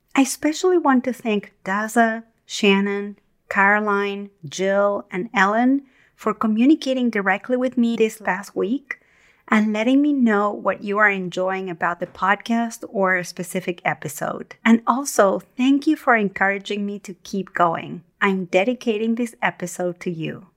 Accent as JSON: {"language": "English", "country": "Argentina", "tie": "born or raised there", "moved": "yes", "said": "When I was young, growing up in Argentina"}